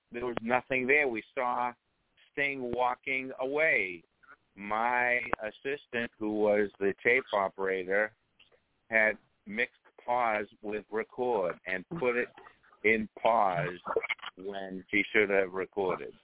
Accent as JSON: {"language": "English", "town": "Revere", "region": "Massachusetts", "country": "United States", "tie": "born or raised there", "said": "my hometown of Revere, Massachusetts"}